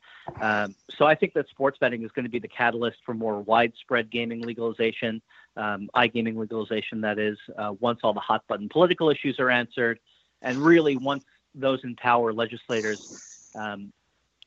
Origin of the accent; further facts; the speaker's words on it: New York, United States; moved away; also born or lived in Boston; I grew up in New York